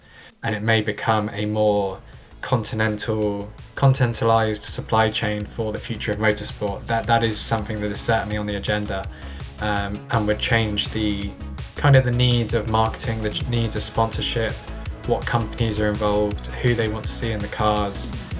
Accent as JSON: {"language": "English", "country": "United Kingdom", "said": "have a bit of an advantage of being a driver who's already been associated with Formula E, and B, being British and there being so many other kind of British connections in the championship."}